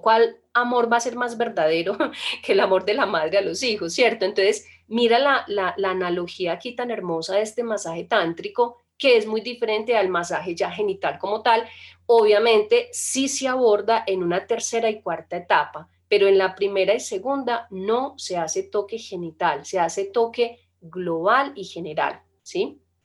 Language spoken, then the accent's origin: Spanish; Colombia; Nosotros inclusive somos de Colombia